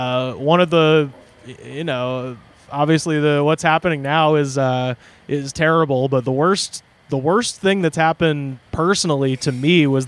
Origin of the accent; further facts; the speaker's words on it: Auburn, Alabama, United States; moved away as an adult; Waverly, which is this little town outside of Auburn where I'm from.